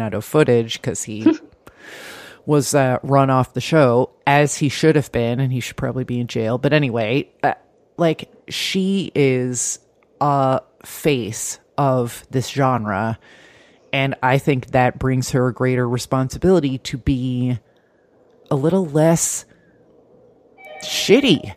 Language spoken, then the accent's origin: English; New Jersey, United States; now in Bay Ridge, Brooklyn, United States; I'm too Jersey